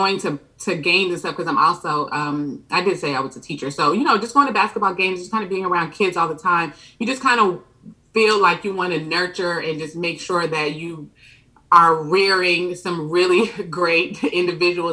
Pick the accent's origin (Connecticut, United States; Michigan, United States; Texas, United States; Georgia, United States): Georgia, United States; Atlanta; also born or lived in Brooklyn, New York / Jamaica (ancestry); I was originally born in Brooklyn, New York, but my parents moved to Atlanta when I was about 5 years old